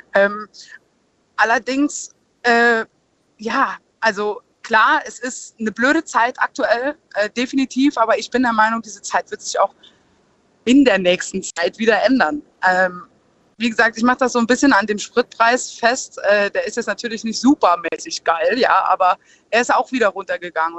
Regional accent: Saarland, Germany; bei uns im Saarland

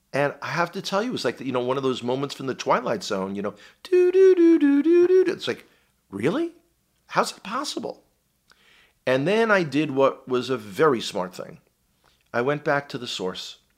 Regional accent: New York City, New York, United States; moved away as an adult; now in Israel; this accent was born and raised in the Bronx, in New York City. Um, grew up one of the very few Jewish families in an Irish Catholic neighborhood

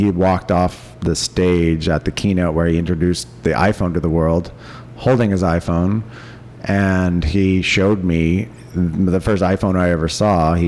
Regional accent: Cupertino, California, United States; I grew up in Cupertino

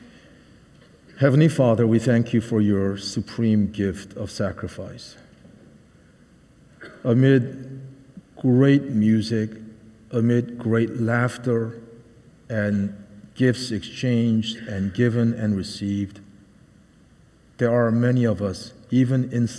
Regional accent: outside of Philadelphia, Pennsylvania, United States; moved away; also born or lived in Seoul, South Korea / Boston, Massachusetts / Ipswich, Massachusetts; I grew up outside of Philadelphia and also partly in Seoul, Korea.

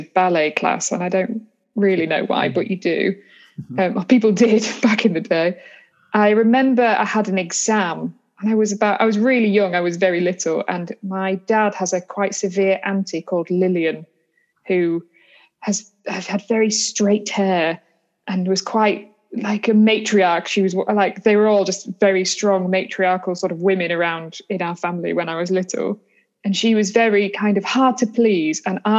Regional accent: Yorkshire and the Humber, United Kingdom; I'm from Yorkshire

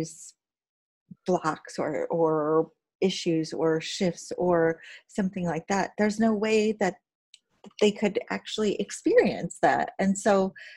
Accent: Indiana, United States; I come from Indiana. That's like the north part of the Bible Belt

